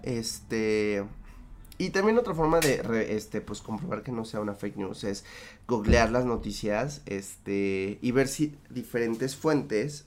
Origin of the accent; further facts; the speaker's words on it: Mexico; en mi país